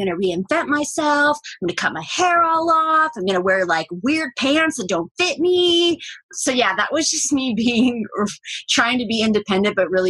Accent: Northern Ohio, United States; moved away; I left at one. So yes, it's this tiny town in Northern Ohio near Lake Erie, outside of Cleveland. So when people ask where I'm from, I say Cleveland just to avoid confusion.

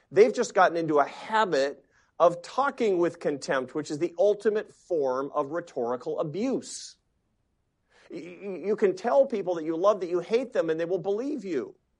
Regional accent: Seattle, Washington, United States; Seattle. Why? 'Cause it's my hometown.

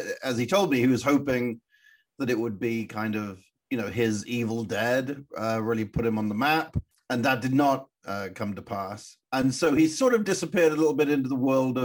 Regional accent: Wells, South West England, United Kingdom; I had grown up in Wells in Somerset

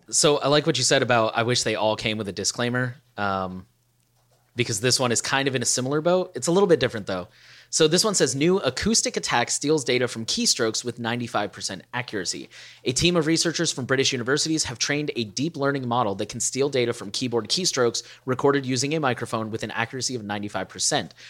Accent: United States; as an American

